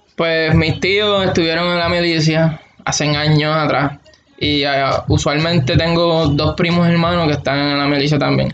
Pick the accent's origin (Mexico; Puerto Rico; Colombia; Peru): Puerto Rico; Aguada; moved away as an adult; now in Alaska, United States; Nacido y criado en Aguada, toda mi vida.